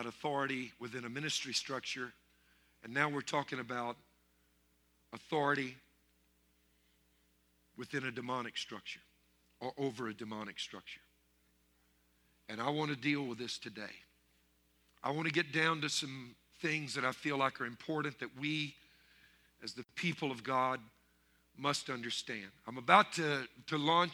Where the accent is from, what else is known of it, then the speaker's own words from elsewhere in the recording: Louisiana, United States; growing up in Louisiana, French Louisiana